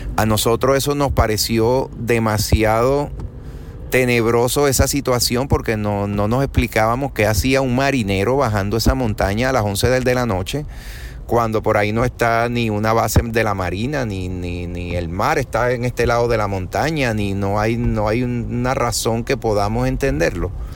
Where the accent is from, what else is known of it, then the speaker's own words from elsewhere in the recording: Venezuela; also born or lived in Caracas; now in Puerto Rico; Yo vivo en Puerto Rico hoy día, pero yo soy de Venezuela. Yo nací, me crié en Venezuela.